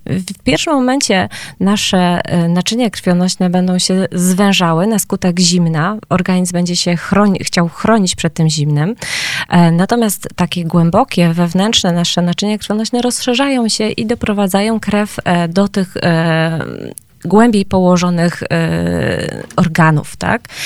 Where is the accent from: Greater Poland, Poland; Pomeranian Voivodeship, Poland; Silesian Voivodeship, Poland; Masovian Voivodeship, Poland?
Silesian Voivodeship, Poland; Gliwice; jestem z Gliwic